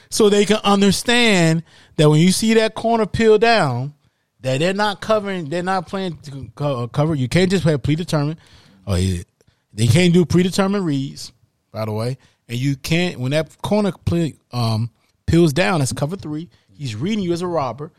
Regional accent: the South, United States; I'm a Southern guy. I'm from the South.

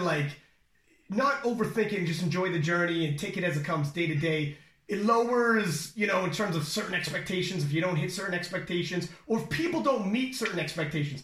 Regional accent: Canada; we're from Canada

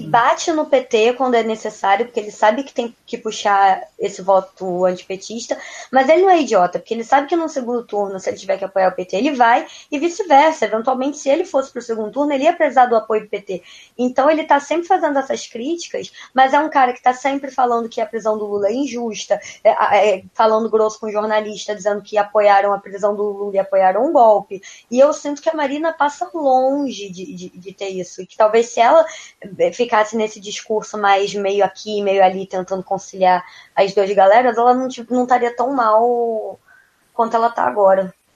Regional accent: Rio de Janeiro, Brazil; Eu sou do Rio de Janeiro

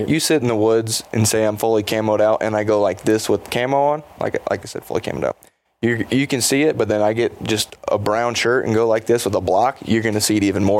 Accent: Colorado, United States; And I'm from Colorado

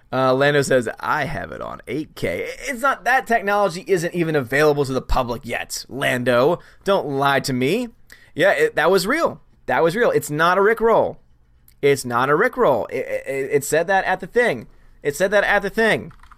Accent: New Orleans, Louisiana, United States; I'm from Louisiana. I'm from New Orleans

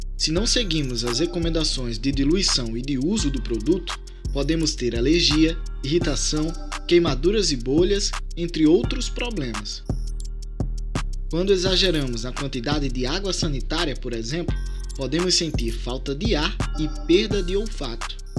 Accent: Iguaraci, Pernambuco, Brazil; eu sou natural de Jabitacá, é, distrito do município de Guaraci, aqui no sertão do Pajeú, pernambucano

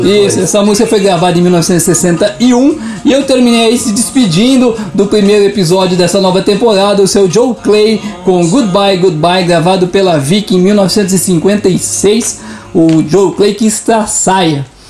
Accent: Curitiba, Paraná, Brazil; nós não somos daqui, nós somos de Curitiba

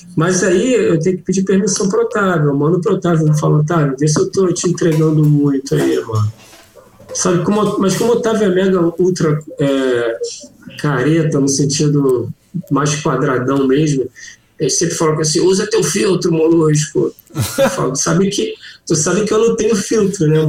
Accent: Rio de Janeiro, Brazil; Eu sou do Rio.

